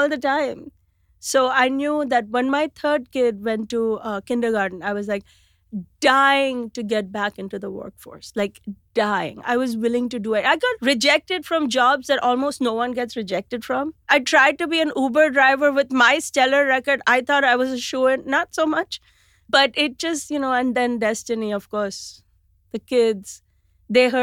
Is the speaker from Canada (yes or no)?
no; India; moved away as an adult; now in New York City, United States; we grew up in India